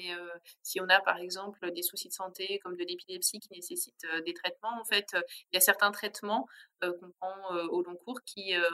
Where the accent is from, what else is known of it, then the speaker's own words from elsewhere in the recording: Grand Est, France; d'origine, j'avais envie de vous faire euh, une recette alsacienne, mais vraiment à la façon des grands-mères alsaciennes.